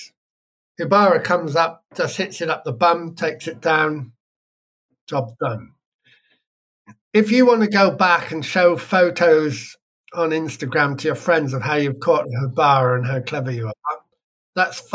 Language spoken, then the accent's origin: English; Wiltshire, South West England, United Kingdom; now in West Wales, United Kingdom; I was born near there in Wiltshire.